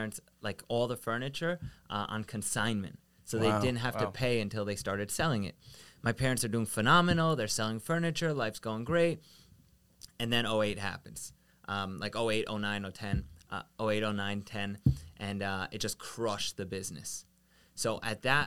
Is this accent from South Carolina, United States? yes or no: no; Long Island, New York, United States; We grew up out east in Long Island where we were the only Israeli people in my entire school district